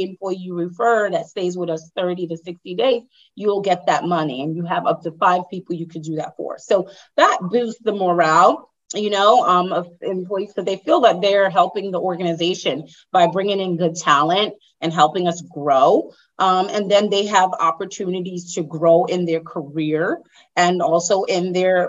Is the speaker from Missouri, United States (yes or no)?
no; New York, United States; moved away as an adult; now in Danbury, United States; I'm in Connecticut. I actually just moved to Danbury, Connecticut about 2.5 years ago. So I'm from New York